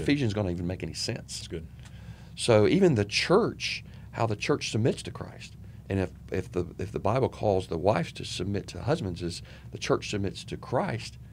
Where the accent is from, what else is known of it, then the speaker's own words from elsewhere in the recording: Charlotte, North Carolina, United States; I grew up in Charlotte, um, went to Albemarle Road Junior High School